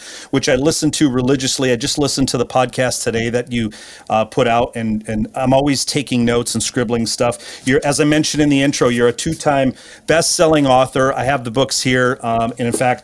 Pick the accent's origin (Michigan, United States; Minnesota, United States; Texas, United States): Michigan, United States; Grand Rapids; grew up in my hometown, Grand Rapids, Michigan